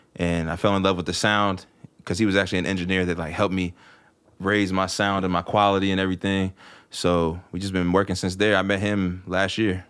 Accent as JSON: {"language": "English", "town": "Martinsburg", "region": "West Virginia", "country": "United States", "moved": "as an adult", "lives_now": "Cumberland, United States", "said": "I live in Cumberland now. I mean, like I said, I'm originally from Martinsburg"}